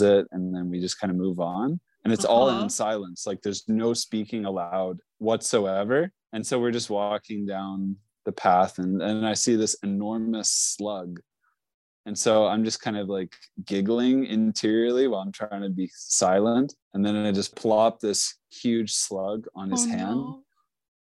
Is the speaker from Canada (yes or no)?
yes; Richmond, British Columbia, Canada; So I grew up in Richmond.